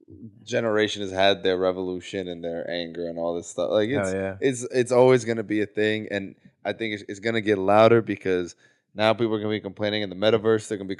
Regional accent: Ohio, United States; me growing up in Ohio

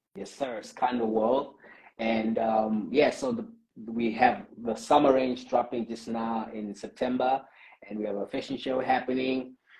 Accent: South Africa; as a South African community

